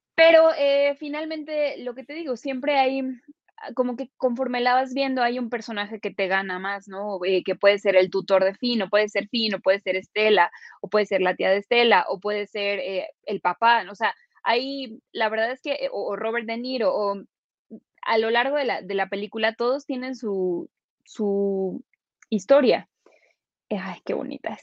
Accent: Mexico; nosotros somos mexicanos, ¿sabes? Nosotros, eh, y además los mexicanos tenemos una mentalidad muy particular

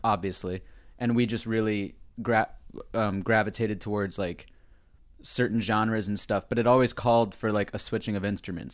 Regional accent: Mystic, Connecticut, United States; we're from New England, too.

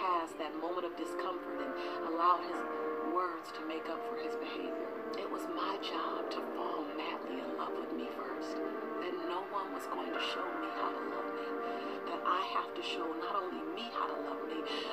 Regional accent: Los Angeles, California, United States; I'm a girl from South Central LA, living between the Harlem Crip 30s and the Rolling 60s

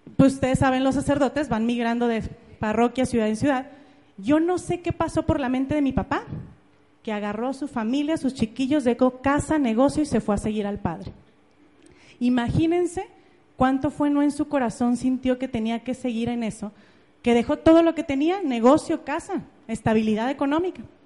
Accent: Ameca, Jalisco, Mexico; yo soy de Ameca, es un pueblito que está en Jalisco, está como a una hora de Guadalajara, es un pueblito muy bonito, y yo nací ahí hace tal cual 31 años.

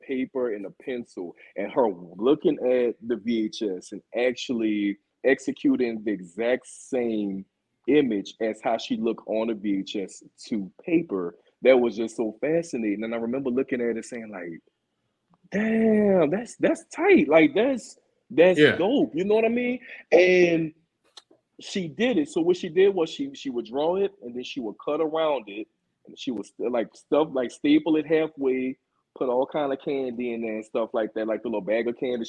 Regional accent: New Orleans, Louisiana, United States; moved away as an adult; also born or lived in Atlanta; I'm actually from New Orleans, Louisiana, born and raised. I'm here now, actually. Just moved back from Atlanta maybe about a month ago or two.

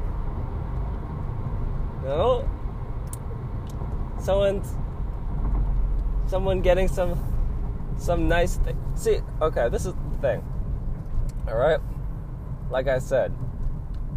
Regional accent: Los Angeles, California, United States; I'm from, like, East LA. Like, I'm not from Hollywood, but I'm from East LA, like, from basically this area.

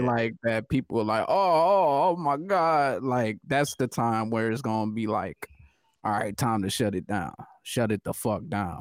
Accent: United States; I'm American

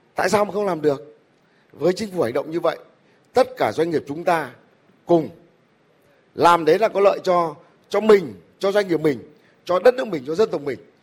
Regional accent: Vietnam; mình là người Việt Nam

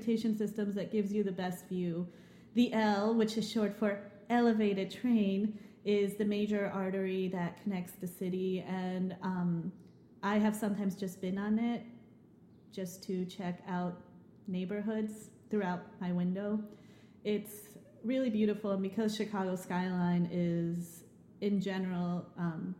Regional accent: Lima, Peru; Lima, the capital of Peru, my hometown

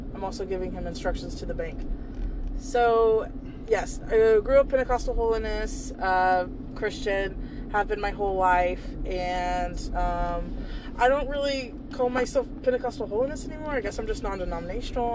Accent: North Carolina, United States; also born or lived in Georgia / Charlotte; when I thought of home, when I thought of North Carolina

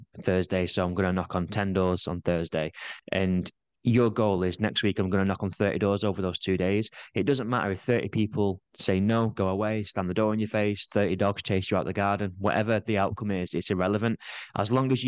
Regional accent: Manchester, North West England, United Kingdom; moved away as an adult; now in Blackpool, United Kingdom; So I'm from Manchester. I moved nearer to Blackpool.

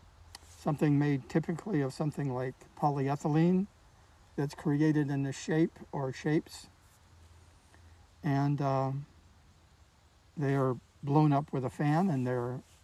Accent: Ithaca, New York, United States; moved away as an adult; also born or lived in Pittsburgh / Carbondale, Illinois; I grew up in Ithaca, New York, which is a great place to grow up.

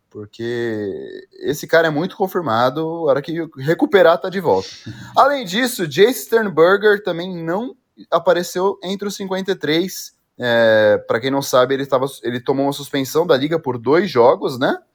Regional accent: São Paulo, Brazil; sou de São Paulo, ali aí, na Vila Formosa, Tatuapé

